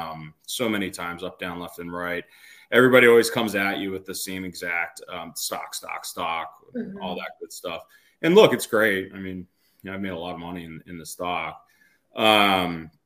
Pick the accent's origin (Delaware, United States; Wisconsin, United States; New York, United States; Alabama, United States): Delaware, United States; moved away as an adult; now in Boston, United States; we grew up in Delaware, and I actually went to school up here in Boston, where I am now